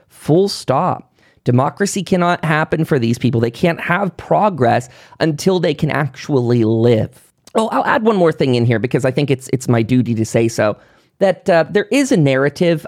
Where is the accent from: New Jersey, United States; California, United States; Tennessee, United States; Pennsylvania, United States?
Pennsylvania, United States; moved away; I come from Pennsylvania, very, very, um, coal miner sort of area, very rural